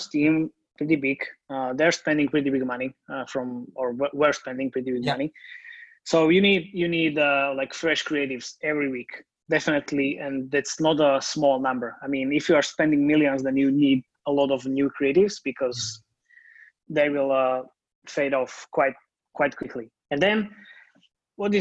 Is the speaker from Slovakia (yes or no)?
yes; Slovakia; I'm based in Slovakia, and I'm from Slovakia